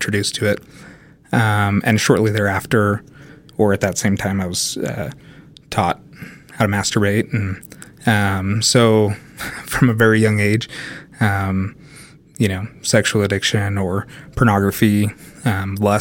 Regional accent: Sandy, Utah, United States; I grew up in Sandy, Utah

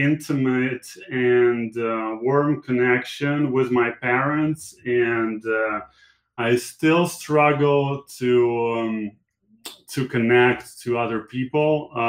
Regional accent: Latvia; English is a second language; moved away as an adult; also born or lived in Moscow; So I was born in Latvia. Okay, very cool. I grew up there, and this country was a part of Soviet Union until 91.

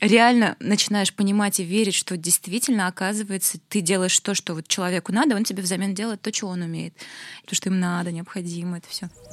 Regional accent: Naberezhnye Chelny, Tatarstan, Russia; now in Kazan, Russia; я выросла в набережных Челнах, где ничего не было

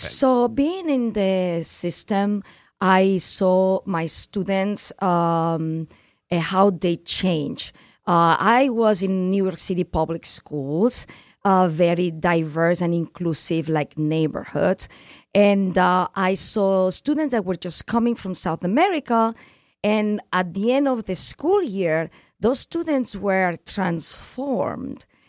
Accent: Barcelona, Catalonia, Spain; English is a second language; now in United States; I'm from Barcelona, which is Catalonia

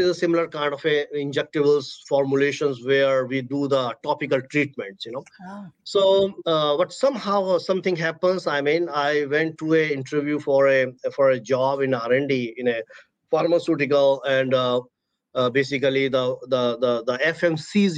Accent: Agra, Uttar Pradesh, India; moved away; I was born and brought up in India, the city everyone knows in the world. I was born in the city of Agra

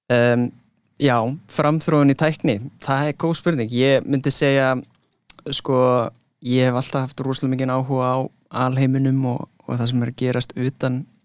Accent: London, United Kingdom; moved away; ég ólst upp í London

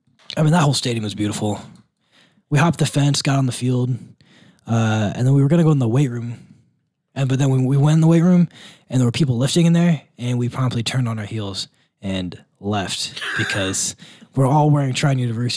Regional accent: Midwest, United States; I'm from the Midwest, and it still means nothing to me.

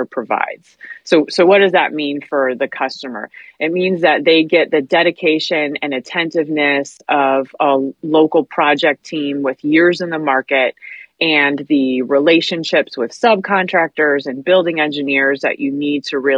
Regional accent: Midwest, United States; moved away; I'm from the Midwest and manufacturing is what we do out there

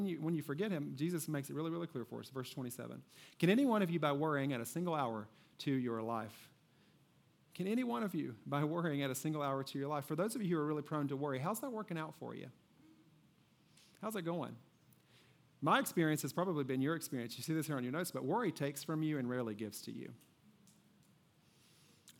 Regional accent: Kentucky, United States; I grew up in Kentucky

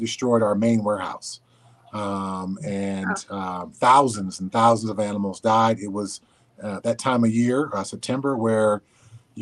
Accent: Southern California, United States; I grew up in Southern California, so I caught snakes and frogs and lizards in my backyard

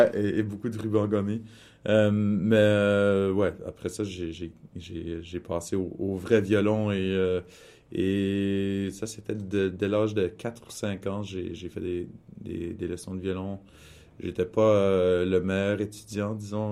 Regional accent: Winnipeg, Manitoba, Canada; moved away; also born or lived in Toronto; je suis issu de la, communauté franco-manitobaine de Winnipeg et mes parents sont, sont arrivés à Winnipeg de petits villages

